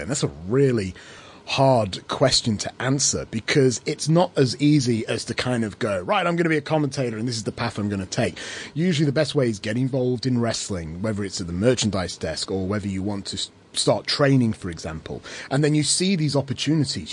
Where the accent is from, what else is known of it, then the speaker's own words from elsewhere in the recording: England, United Kingdom; now in Australia; as an Englishman in Australia